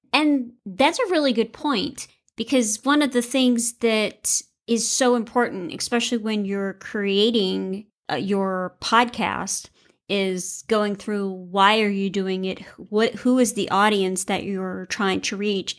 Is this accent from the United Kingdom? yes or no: no; the South, United States; now in Iowa, United States; I grew up in the South